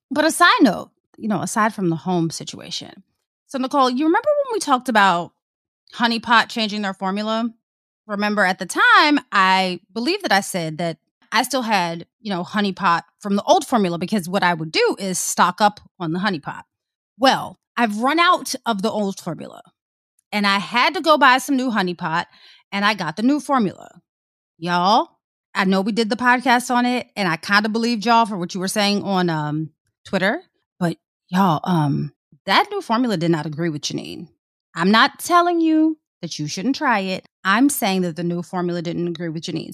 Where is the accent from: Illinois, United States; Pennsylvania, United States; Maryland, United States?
Maryland, United States; Prince George's County; I'm from P G